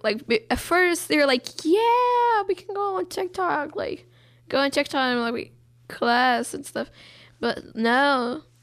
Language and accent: English; Brazil; now in United States; I'm Brazilian. I'm not, like, I don't say that I'm white Brazilian, I just say I'm Brazilian